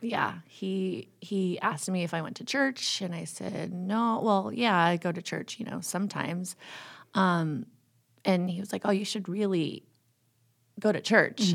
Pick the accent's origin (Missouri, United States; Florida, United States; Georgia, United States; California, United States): California, United States; also born or lived in Toronto, Canada; I've grown up all around California.